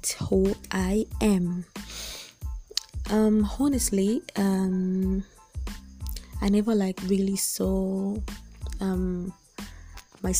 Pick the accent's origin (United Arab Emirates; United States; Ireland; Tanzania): Tanzania; Dar es Salaam; also born or lived in Mbeya; we should just consider schools that we know here in Dar. And also I was really scared of like going out of Dar to study